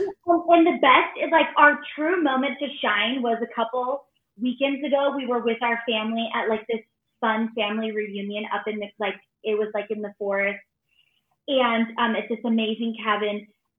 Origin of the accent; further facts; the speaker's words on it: Phoenix, Arizona, United States; We are from Phoenix, Arizona, and we actually live in Mesa, which is a suburb right out of outside of Phoenix. And we are born and raised here.